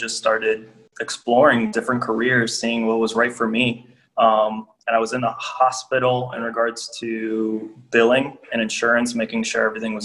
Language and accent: English; Miami, Florida, United States; moved away as an adult; also born or lived in Georgia; now in Indianapolis, United States; born and raised in Miami